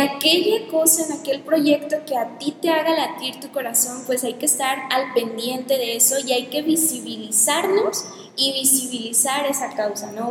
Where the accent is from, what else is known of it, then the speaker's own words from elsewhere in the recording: Mexico; presentándome como pues como mexicana, eh, que es el país de donde soy